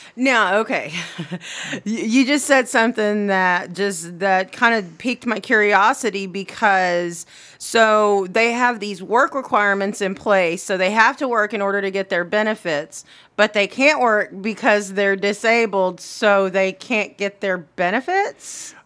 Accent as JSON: {"language": "English", "town": "Anadarko", "region": "Oklahoma", "country": "United States", "tie": "born or raised there", "said": "that'll always be my hometown."}